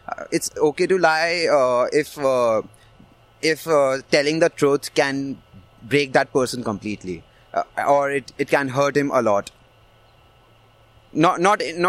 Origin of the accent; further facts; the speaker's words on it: India; My parents are Hindus. I'm from India